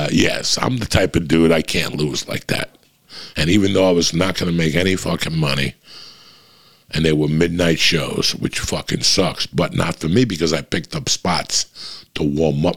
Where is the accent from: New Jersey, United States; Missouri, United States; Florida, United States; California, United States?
New Jersey, United States; moved away; I'm from Jersey